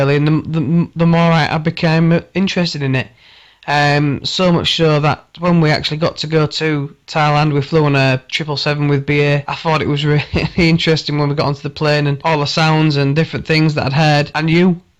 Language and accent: English; Hull, Yorkshire and the Humber, United Kingdom; I'm from Hull